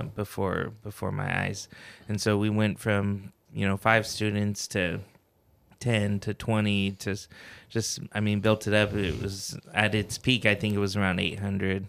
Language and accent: English; Fowler, California, United States; now in Kingsburg, United States; I grew up in Fowler uh, pretty much my whole life